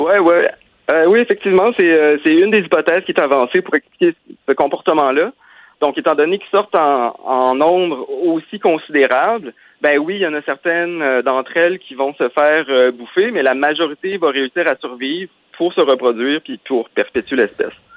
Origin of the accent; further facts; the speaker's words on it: Quebec, Canada; chez nous au Québec